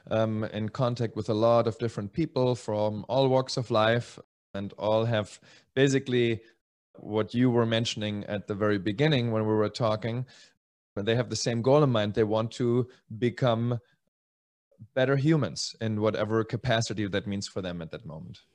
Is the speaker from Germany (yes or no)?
yes; Germany; moved away; also born or lived in Czech Republic / Spain; originally Czech. I grew up in Germany and then in Spain